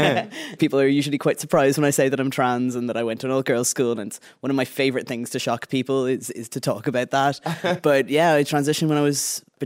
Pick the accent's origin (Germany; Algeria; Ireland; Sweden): Ireland; Greystones, Leinster; So I grew up in Greystones and I lived in Greystones my whole life until about a year ago. I went to an all-girls school in Bray